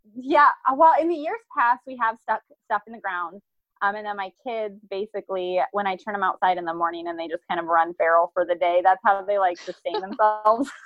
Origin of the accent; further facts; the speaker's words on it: Iowa, United States; now in Columbia, United States; we're originally from Iowa